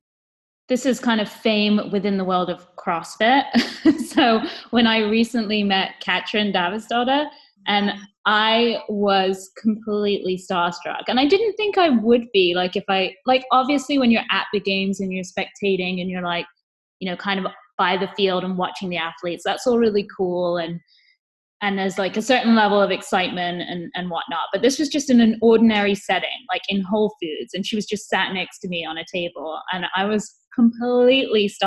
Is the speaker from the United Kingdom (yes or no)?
yes; England, United Kingdom; I'm English